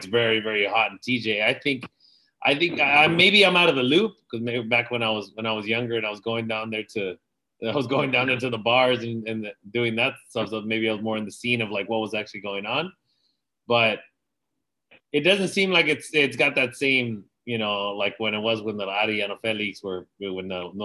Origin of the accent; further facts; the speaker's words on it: San Diego, California, United States; growing up in San Diego